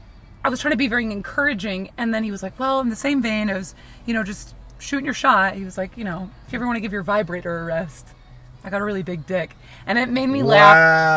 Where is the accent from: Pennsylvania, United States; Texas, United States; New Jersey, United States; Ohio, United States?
New Jersey, United States; Mercer County; moved away as an adult; also born or lived in New York / California; I grew up in New Jersey